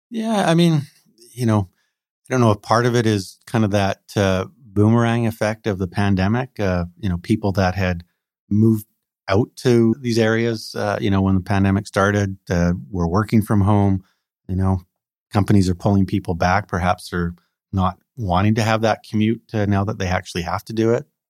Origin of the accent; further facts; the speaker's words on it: Coquitlam, British Columbia, Canada; I grew up in the Tri-Cities in Coquitlam, so I know the area very well